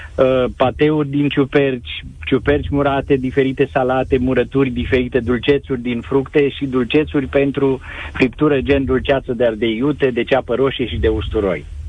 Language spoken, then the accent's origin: Romanian; Scăiuș, Caraș-Severin County, Romania; Eu sunt bănățean din Caraș Severin, satul Scăiuș, între Reșița și Lugoj